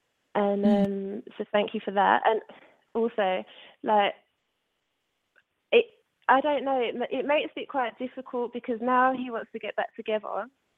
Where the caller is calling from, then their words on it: London, United Kingdom; I'm calling from London.